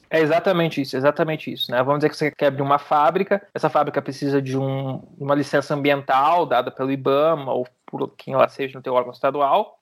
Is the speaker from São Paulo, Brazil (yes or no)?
no; Santa Maria, Rio Grande do Sul, Brazil; eu sou de Santa Maria, morava do lado da Boate Kiss quando teve o um acidente